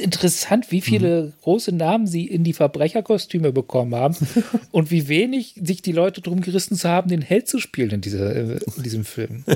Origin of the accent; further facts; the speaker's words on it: Lower Saxony, Germany; ich bin ja in Niedersachsen aufgewachsen